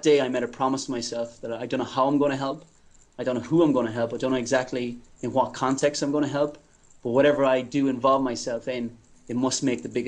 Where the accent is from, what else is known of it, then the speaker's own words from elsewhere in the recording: Ireland; moved away as an adult; also born or lived in United States / England; now in Tanzania; I'm from Ireland